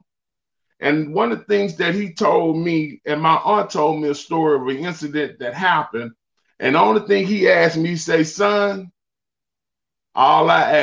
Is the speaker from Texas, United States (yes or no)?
yes; Beaumont, Texas, United States; born or raised there